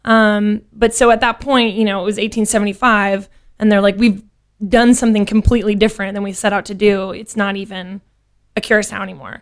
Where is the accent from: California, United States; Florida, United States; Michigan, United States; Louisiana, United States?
Louisiana, United States; moved away as an adult; also born or lived in Lafayette, Louisiana / Baton Rouge, Louisiana; now in Dallas, United States; born and raised in Louisiana? Yes. Um, I'm from all over the state. I was born in Lafayette.